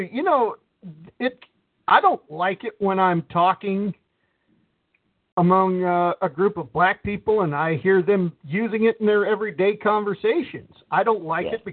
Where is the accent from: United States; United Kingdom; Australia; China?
United States; Detroit, Michigan; I'm from Detroit.